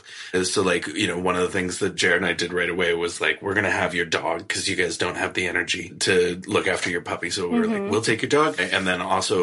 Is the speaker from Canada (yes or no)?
yes; Canada